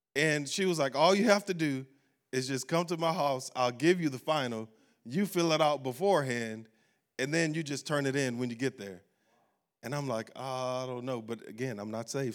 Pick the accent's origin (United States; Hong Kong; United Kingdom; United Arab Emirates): United States; Baton Rouge, Louisiana; moved away; we were in Baton Rouge, uh, my hometown.